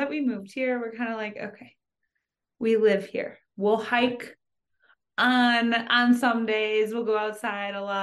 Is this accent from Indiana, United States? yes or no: yes; Zionsville, Indiana, United States; moved away as an adult; also born or lived in Chicago / St. Thomas, US Virgin Islands; now in Denver, United States; So my mom and I moved to Zionsville when I was in fifth grade. So my family's all from Chicago